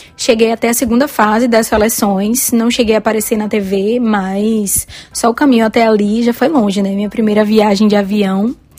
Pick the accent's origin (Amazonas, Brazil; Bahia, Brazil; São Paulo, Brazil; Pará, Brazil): Bahia, Brazil; eu sou da Bahia, moro em Salvador